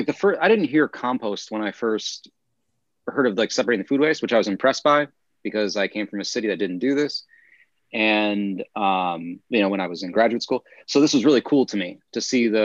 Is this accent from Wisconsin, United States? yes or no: yes; Northeast Wisconsin, United States; moved away as an adult; now in South Korea; I'm from Northeast Wisconsin, so we don't really have pigs, we have cows.